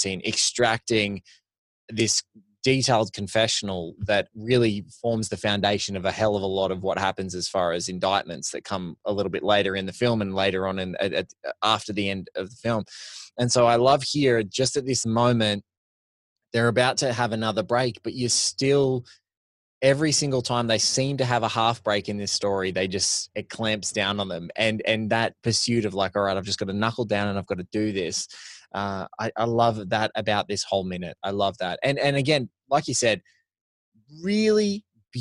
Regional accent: Australia; as Australian

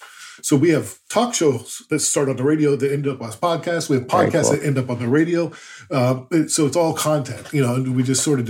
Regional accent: United States; now in Canada; I'm from the States originally

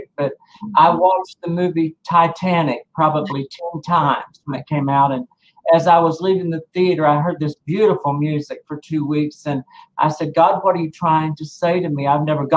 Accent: Corydon, Indiana, United States; I'm from Corydon, Indiana, which is about 22 miles northwest of Louisville, Kentucky

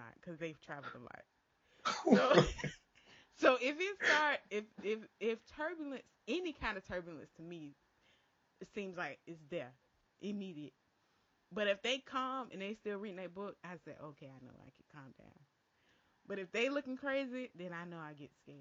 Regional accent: Florida, United States; moved away as an adult; also born or lived in Lynchburg, Virginia; when I would come home to Florida to visit

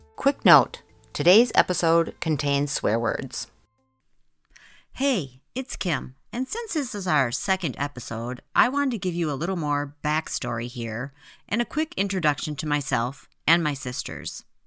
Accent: Midwest, United States; We grew up in the Midwest, and some of us are still there

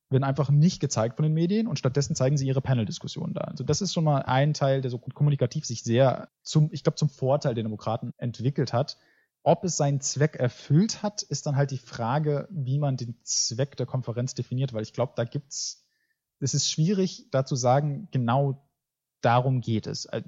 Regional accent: United States; born there; German is a second language; ich bin in Amerika geboren, aber meine Mutter war, hatte keine Dokumente und wurde deswegen des Landes verwiesen.

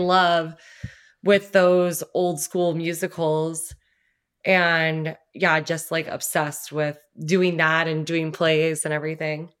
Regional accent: Los Angeles County, Southern California, United States; moved away as an adult; also born or lived in New York City; it's L A County, but, like, right by Orange County

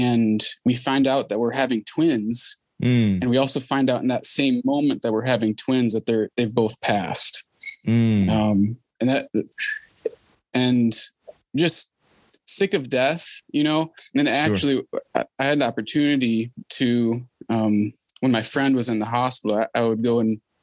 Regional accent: Detroit, Michigan, United States; now in Ohio, United States; I grew up in the Detroit area and eventually made it out this way

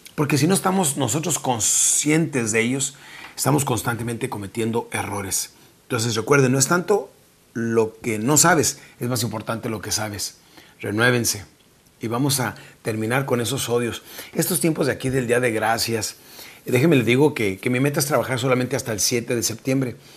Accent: Mexico; now in Texas, United States; nuestra República Mexicana

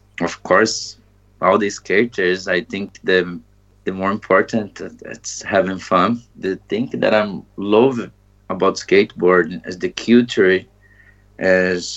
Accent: Brazil; English is a second language; also born or lived in Maringá, Paraná, Brazil; now in Iceland; I'm from Brazil and currently live in Iceland.

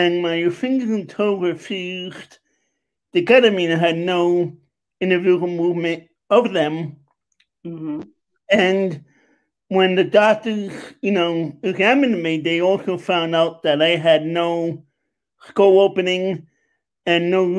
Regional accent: New York, United States; moved away as an adult; also born or lived in Long Island, New York; now in Pennsylvania, United States; I'm originally from New York, Queens, and Long Island

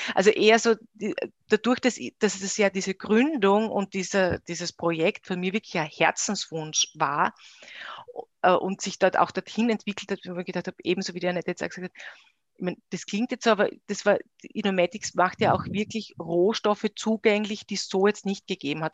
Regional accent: Styria, Austria; moved away as an adult; also born or lived in Graz / Vienna; now in Eisenstadt, Austria; bin gebürtige Steirerin

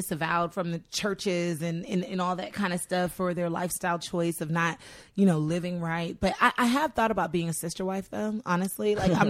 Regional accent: Utah, United States; born there; Like I was born in Utah with the Mormons.

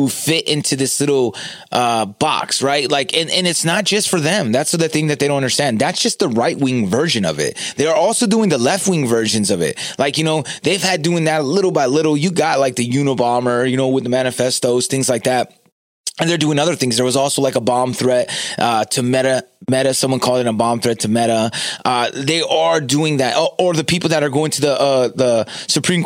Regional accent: California, United States; I'm from California. We have Carl's Jr.

